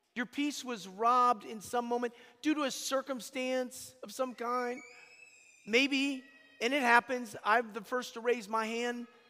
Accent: Atlanta, Georgia, United States; moved away; I'm from Atlanta, Georgia. I'm just, you know, I'm, I live here, but I'm from Atlanta

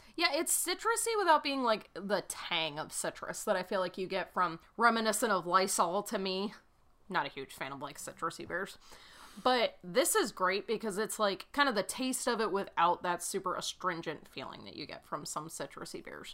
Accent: New England, United States; now in Kansas City, United States; I am from New England

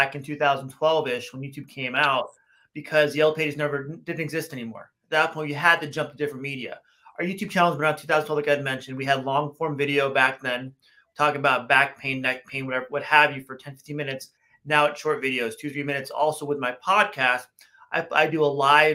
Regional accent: Los Angeles, California, United States; I grew up in West LA, West Los Angeles, many, many moons ago.

